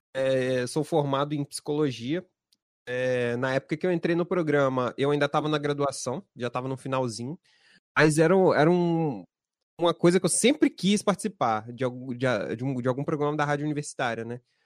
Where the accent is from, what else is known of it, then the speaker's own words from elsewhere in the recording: Espírito Santo, Brazil; aqui no Espírito Santo, né? Somos do Espírito Santo